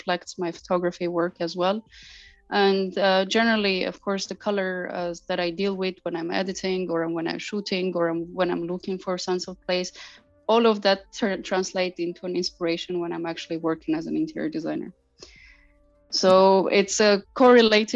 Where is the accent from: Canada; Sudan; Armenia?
Armenia; moved away as an adult; also born or lived in United States / Asia / Middle East / Europe; now in Berlin, Germany; I'm originally Armenian. I grew up in Armenia